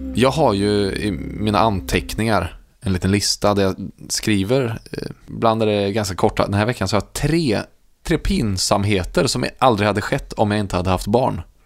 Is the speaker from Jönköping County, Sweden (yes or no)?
no; Värmland, Sweden; jag är värmlänning